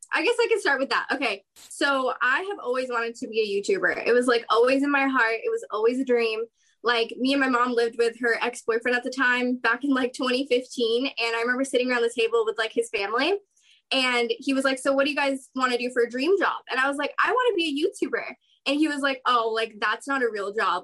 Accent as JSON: {"language": "English", "town": "San Diego", "region": "California", "country": "United States", "also_born_or_lived": "Orange County, California", "lives_now": "Anaheim, United States", "said": "I'm from San Diego, California, currently living in Orange County, California"}